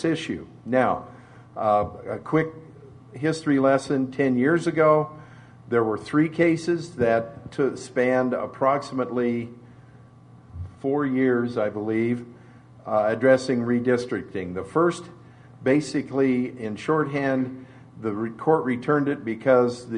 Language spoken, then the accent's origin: English; Idaho, United States; this Idaho kid